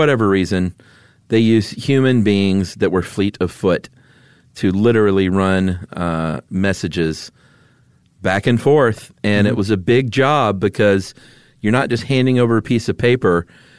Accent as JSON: {"language": "English", "town": "Atlanta", "region": "Georgia", "country": "United States", "tie": "born or raised there", "said": "And growing up in Atlanta, seeing everyone with those shirts on the 4th of July"}